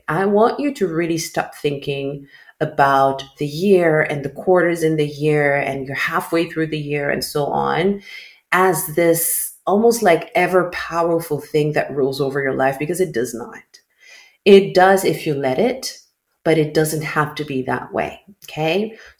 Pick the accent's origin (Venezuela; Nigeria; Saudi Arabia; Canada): Saudi Arabia; born there; I grew up living on three different calendars and I still do. So I was born in Saudi Arabia, right?